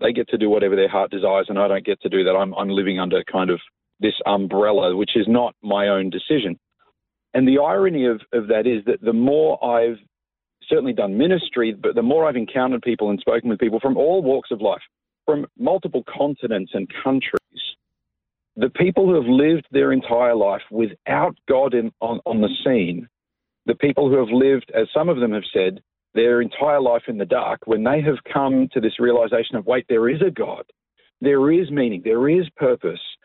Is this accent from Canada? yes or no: no; Coffs Harbour, New South Wales, Australia; moved away as an adult; also born or lived in Sydney; now in Melbourne, Australia; I was uh, born and raised in Coffs Harbour. Uh, I lived there till I was about 19 years